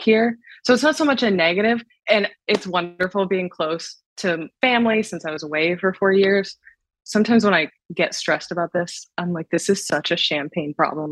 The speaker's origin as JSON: {"language": "English", "region": "Ohio", "country": "United States", "tie": "born or raised there", "also_born_or_lived": "Washington, D.C.", "said": "I loved growing up in the Midwest"}